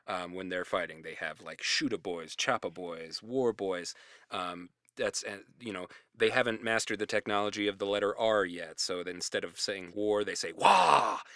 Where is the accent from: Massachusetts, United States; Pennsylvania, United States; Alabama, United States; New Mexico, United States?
New Mexico, United States; growing up in New Mexico